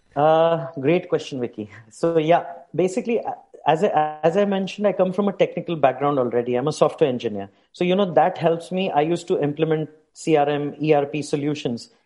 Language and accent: English; India; moved away as an adult; now in Dubai, United Arab Emirates; I hail from India originally.